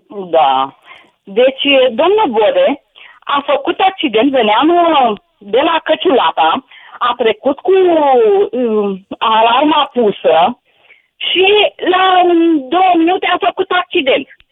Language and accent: Romanian; Pitești, Argeș, Romania; eu sunt din Pitești